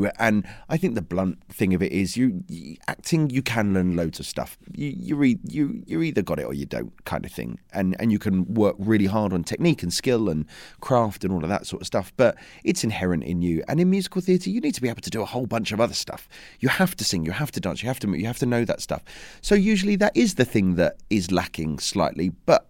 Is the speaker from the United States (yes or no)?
no; London, United Kingdom; Yeah, I'm a Londoner, yeah, Essex boy.